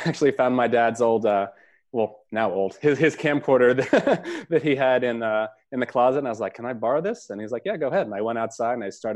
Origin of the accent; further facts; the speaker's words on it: Toms River, New Jersey, United States; moved away as an adult; also born or lived in Connecticut / Los Angeles; now in Philadelphia, United States; I'm originally from Toms River, New Jersey, and that's where I grew up